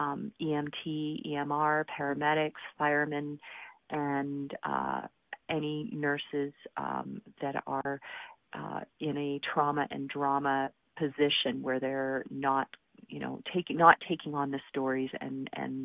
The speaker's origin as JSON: {"language": "English", "town": "Calgary", "region": "Alberta", "country": "Canada", "tie": "born or raised there", "said": "my hometown of Calgary, Alberta"}